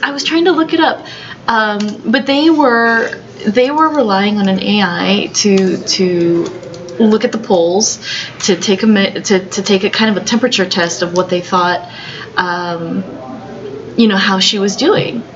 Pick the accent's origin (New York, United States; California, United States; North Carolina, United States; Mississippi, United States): California, United States; San Francisco; I was born here in the United States. I was born here in San Francisco